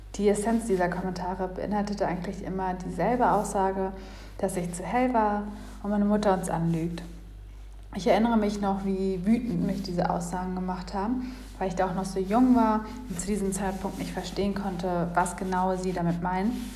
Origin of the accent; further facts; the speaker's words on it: Kenya; now in Berlin, Germany; Ich wurde in Kenia geboren